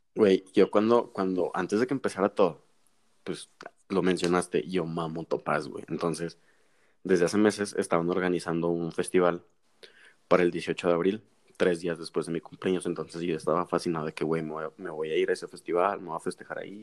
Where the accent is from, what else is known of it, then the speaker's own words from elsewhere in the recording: Mexico; nosotros como buenos mexicanos